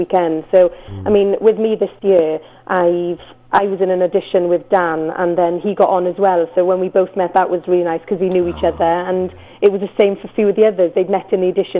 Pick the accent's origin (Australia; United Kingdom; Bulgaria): United Kingdom; Carmarthen, Wales; I'm Carmarthen born and bred. So I'm obviously Welsh speaking.